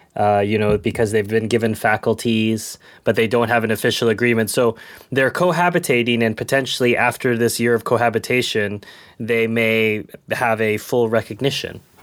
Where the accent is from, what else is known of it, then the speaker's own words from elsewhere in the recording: United States; moved away; I'm American